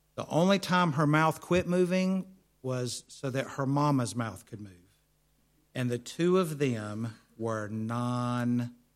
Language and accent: English; United States; accent: American; my American accent